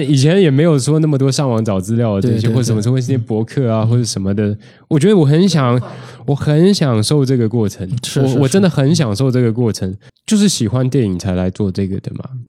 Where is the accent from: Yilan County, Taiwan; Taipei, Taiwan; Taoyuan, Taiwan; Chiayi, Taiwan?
Taipei, Taiwan; 因为我台湾人嘛，我在台北，我家在台北